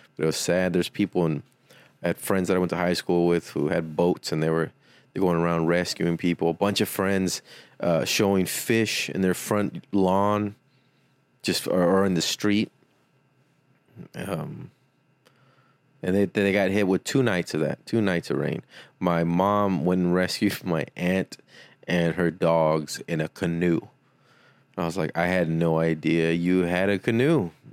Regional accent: Weslaco, Texas, United States; born or raised there; moved away

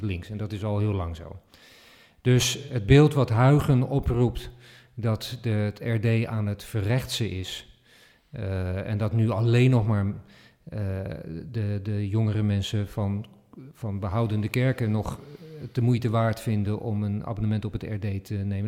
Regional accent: Netherlands; als Nederlanders

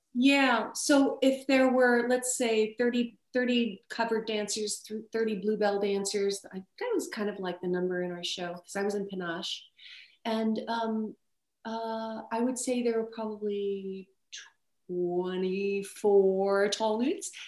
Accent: Las Vegas, Nevada, United States; I grew up in Vegas

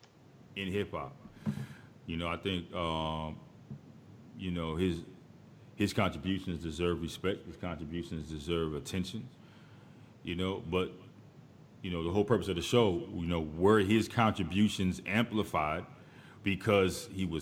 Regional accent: East Coast, United States; I'm from the East Coast

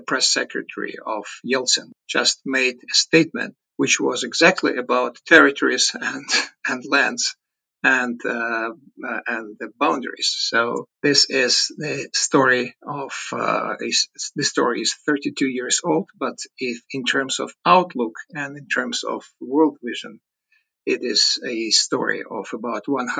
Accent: Chelyabinsk, Chelyabinsk Oblast, Russia; born there; I was born in Chelyabinsk in Ural Mountains.

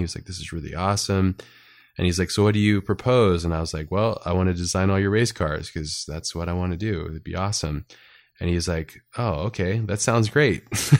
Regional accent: California, United States; And I grew up in Southern California, and in Southern California, it's like really close and attached to like action sports.

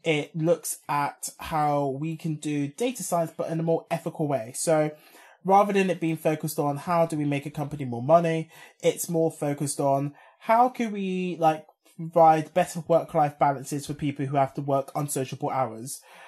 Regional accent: London, United Kingdom; as a Londoner

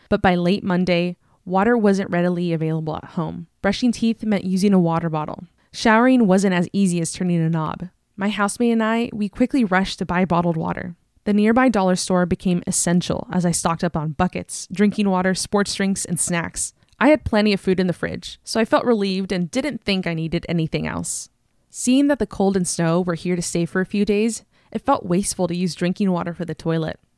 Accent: California, United States; in my home state of California

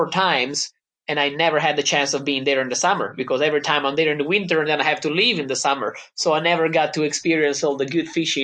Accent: Italy; I came all the way from Italy. We do have mountains and everything

